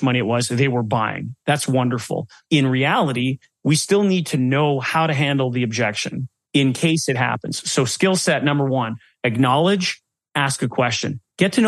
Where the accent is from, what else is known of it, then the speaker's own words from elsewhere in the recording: Canada; Being a Canadian